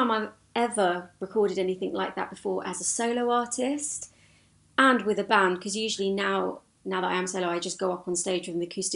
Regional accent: Hayes, London, United Kingdom; we're from Hayes, Middlesex.

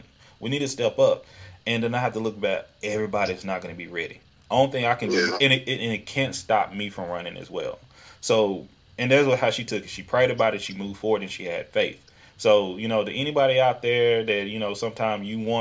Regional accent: East Texas, United States; accent: Southern; moved away as an adult; also born or lived in Houston, Texas; now in Seattle, United States; I grew up in East Texas, and been in Houston for 13, 14 years

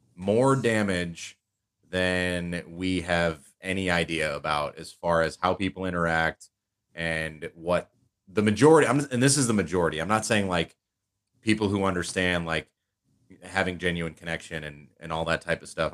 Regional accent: United States; being especially an American citizen

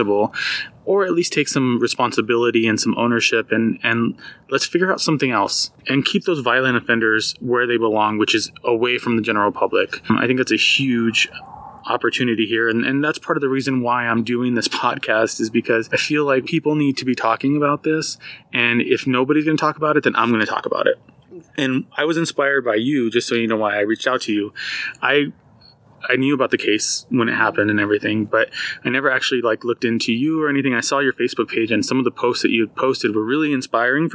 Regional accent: Socorro, New Mexico, United States; now in Albuquerque, United States; I'm a native New Mexican. I moved up to Albuquerque from Socorro when I was 18

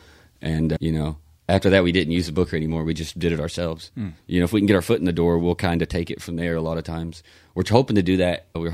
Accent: Lindsay, Oklahoma, United States; I grew up in Lindsay, you know, and that town is almost exactly the same population as Mayberry.

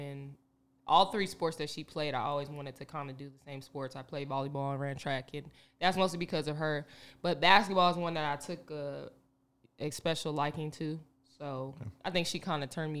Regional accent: North Las Vegas, Nevada, United States; I'm from the north

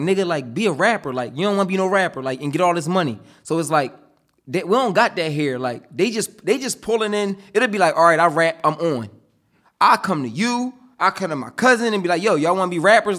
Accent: Upper Darby, Pennsylvania, United States; also born or lived in Philadelphia; I'm from, like, Upper Derby, Harrietown area

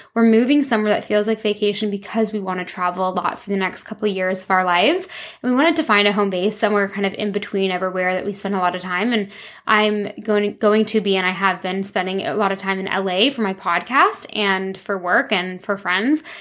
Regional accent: Toronto, Ontario, Canada; moved away as an adult; also born or lived in London, England / France; now in Vancouver, Canada; I moved from Toronto to London, England when I was 18, lived there for five years

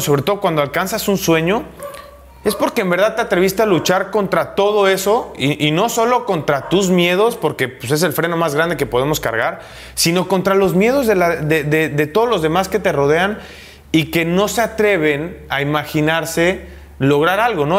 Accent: Veracruz, Mexico; moved away as an adult; also born or lived in Italy / Mexico City; en mi tierra

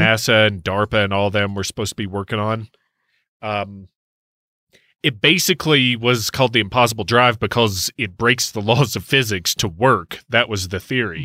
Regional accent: Kentucky, United States; my home state, Kentucky

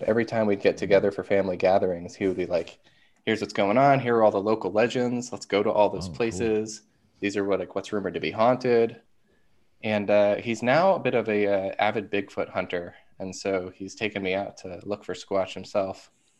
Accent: Marysville, Ohio, United States; I'm from Columbus, Ohio. Well, technically Marysville, Ohio. It's just west of Columbus. It's a smaller town, but I just tell everyone Columbus because no one knows where Marysville is.

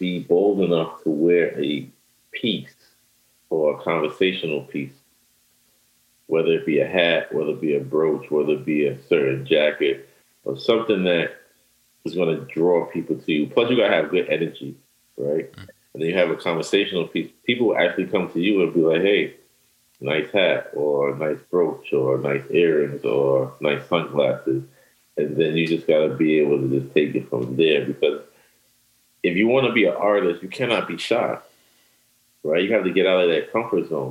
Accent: New York, United States; I'm from New York. I learned that in New York.

